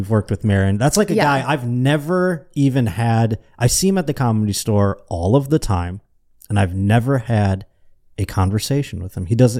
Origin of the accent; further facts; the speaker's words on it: Buffalo, New York, United States; I was moving from Buffalo to Cleveland, and I was scared.